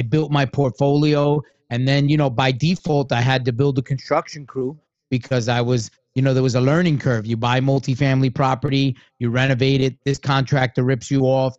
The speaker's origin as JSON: {"language": "English", "town": "New York City", "region": "New York", "country": "United States", "tie": "born or raised there", "also_born_or_lived": "Tampa Bay area", "said": "I grew up in Brooklyn"}